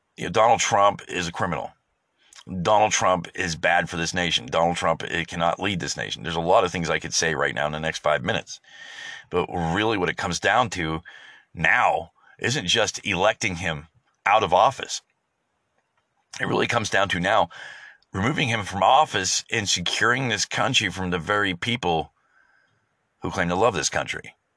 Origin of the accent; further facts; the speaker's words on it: United States; as an American.